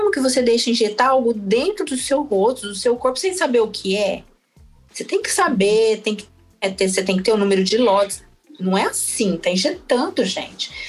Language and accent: Portuguese; Mato Grosso do Sul, Brazil; now in São Paulo, Brazil; Logo que eu mudei para São Paulo, a gente vem lá, né, do Mato Grosso do Sul, todo assim, se, se sentindo do interior, com muito orgulho, pantaneira e tal.